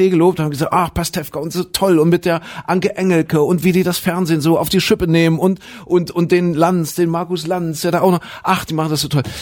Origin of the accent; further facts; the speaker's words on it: Zwickau, Saxony, Germany; Ich komme aus Zwigge, da wo der René herkommt.